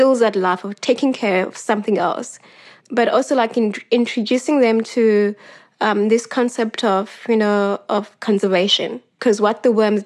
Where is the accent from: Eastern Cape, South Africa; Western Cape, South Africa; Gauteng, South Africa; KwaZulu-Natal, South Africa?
Western Cape, South Africa; Cape Town; I grew up in Gugulethu